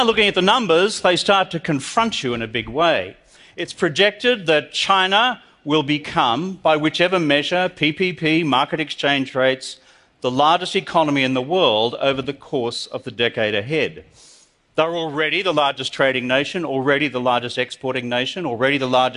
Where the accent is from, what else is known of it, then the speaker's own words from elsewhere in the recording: Australia; I'm from Australia